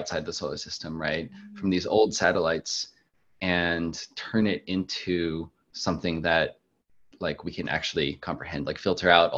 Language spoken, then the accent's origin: English; Maryland, United States; I grew up in Maryland